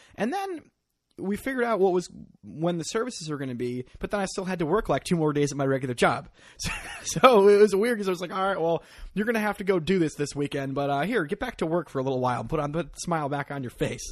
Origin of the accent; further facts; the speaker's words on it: Northeast Connecticut, United States; now in New York, United States; I grew up in, uh, the backwoods of Northeast Connecticut